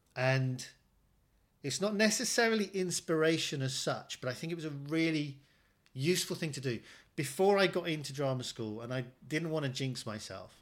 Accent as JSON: {"language": "English", "country": "United Kingdom", "said": "as a British Asian"}